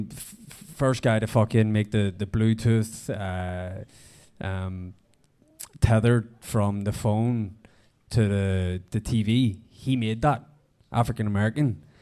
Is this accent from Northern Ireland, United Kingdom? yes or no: yes; Belfast, Northern Ireland, United Kingdom; where I'm from, like, you know what I mean? Belfast